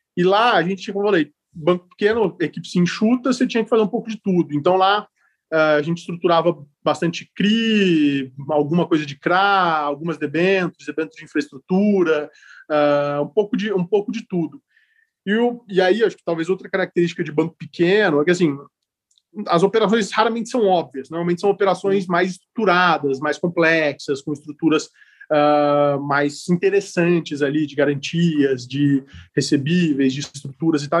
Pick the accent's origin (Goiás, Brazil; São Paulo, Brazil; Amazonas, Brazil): São Paulo, Brazil; Ribeirão Preto; moved away as an adult; now in São Paulo, Brazil; sou de Ribeirão Preto, sou do interior de São Paulo. Moro em São Paulo. moro, em São Paulo há 15 anos já